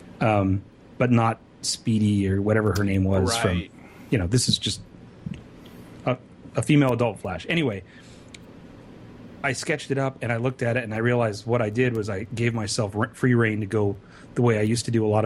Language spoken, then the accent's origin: English; California, United States; also born or lived in Sacramento; I'm from California.